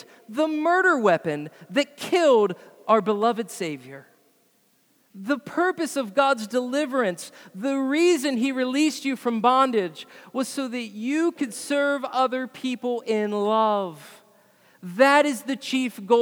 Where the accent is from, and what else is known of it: United States